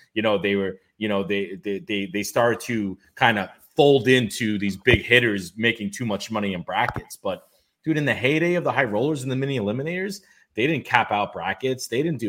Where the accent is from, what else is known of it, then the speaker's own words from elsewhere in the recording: New York City, New York, United States; Like, Mark Roth was born and raised in Brooklyn, so he hits home with me, a lot of roots there.